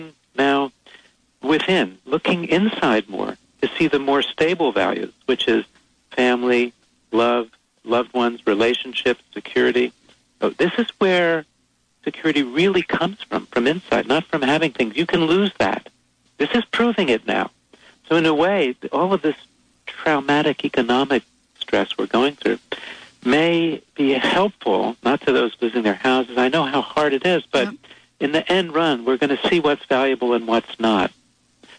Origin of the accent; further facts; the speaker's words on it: New York City, New York, United States; I was born there, too.